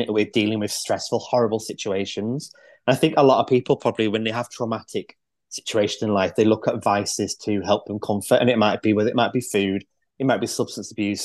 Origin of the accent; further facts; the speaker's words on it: Manchester, North West England, United Kingdom; now in Lancashire, United Kingdom; I grew up in Manchester, so I'm not from round these parts.